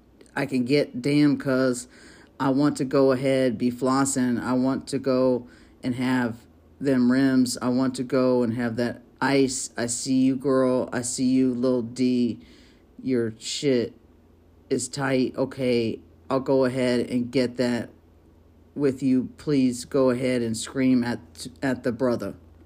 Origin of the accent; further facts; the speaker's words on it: Chicago, Illinois, United States; because you know I'm from Chi-Town, and you know I'm saying West Side